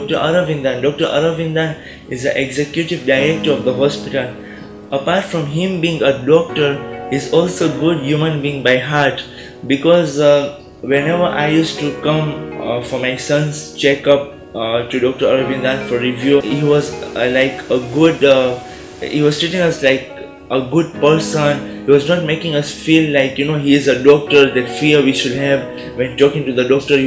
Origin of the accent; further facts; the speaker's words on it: Kenya; Although we come all the way from Kenya, we don't have any relatives over here.